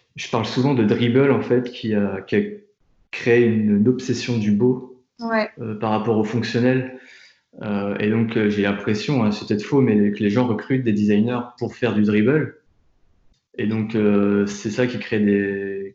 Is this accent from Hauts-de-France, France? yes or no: no; Tours, Centre-Val de Loire, France; moved away as an adult; also born or lived in Nantes / New York; now in Paris, France; je viens de Tours, j'ai étudié à Nantes, j'ai passé pas mal de temps à, New York pour, faire mes stages, et je vis à Paris depuis maintenant 5 ans